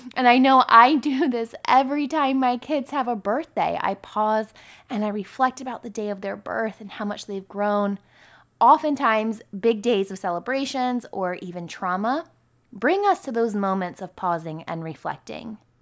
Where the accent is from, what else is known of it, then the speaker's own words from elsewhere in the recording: near Camp David, about an hour west of DC, Maryland, United States; My hometown was really close to Camp David as well, and we're about an hour west of D C.